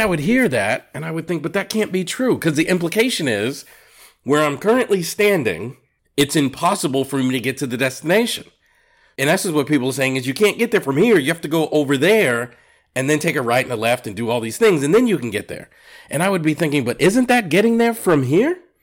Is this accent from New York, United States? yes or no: no; Massachusetts, United States; growing up in Massachusetts